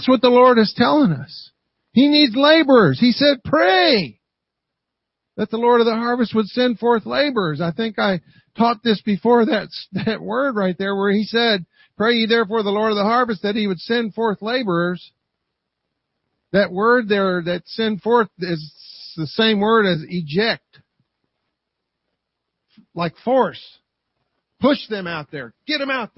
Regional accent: Kentucky, United States; I'm from Kentucky

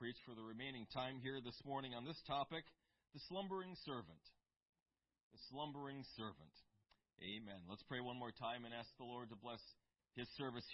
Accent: United States; for us in the United States, for the sole reason that we grew up on the Constitution

